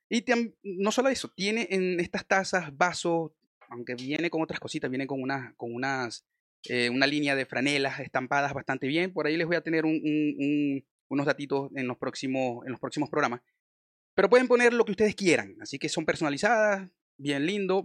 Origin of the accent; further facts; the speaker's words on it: Maracaibo, Zulia, Venezuela; moved away as an adult; now in Chile; la región de donde yo soy